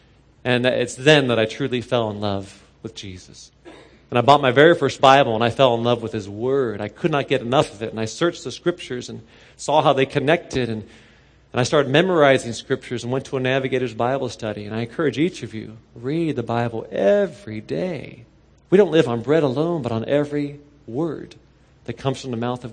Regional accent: Cincinnati, Ohio, United States; I grew up in Cincinnati, not too far from here.

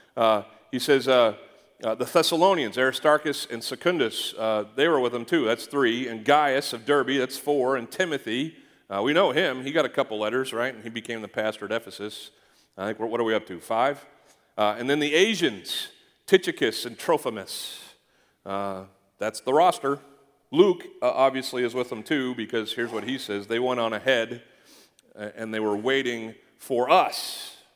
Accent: Canada; I grew up in Canada

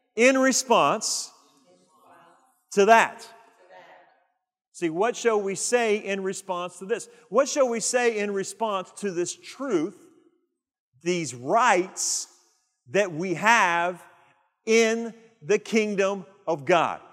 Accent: United States; We have rights as American citizens

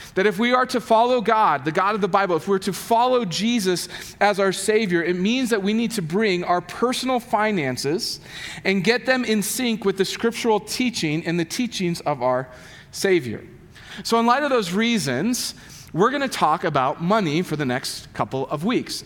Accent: United States; I'm an American and I'm as middle class as they come

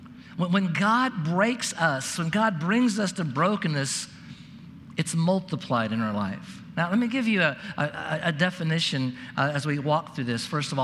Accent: Oregon, United States; I grew up in Oregon

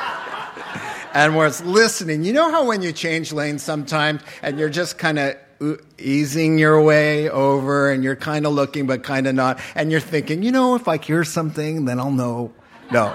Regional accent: United States; moved away as an adult; also born or lived in Japan; we're from America

